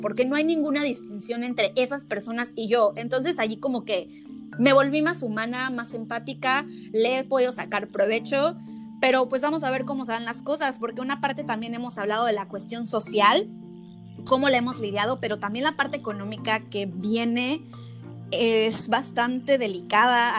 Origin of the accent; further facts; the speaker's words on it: Mexico; now in Germany; como mexicanos eh, pensamos igual, venimos de una cultura